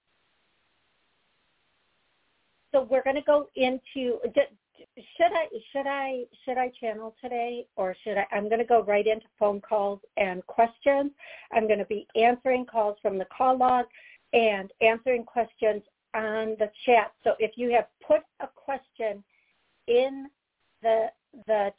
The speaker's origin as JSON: {"language": "English", "town": "Eau Claire", "region": "Wisconsin", "country": "United States", "tie": "born or raised there", "moved": "yes", "said": "that's where I was born."}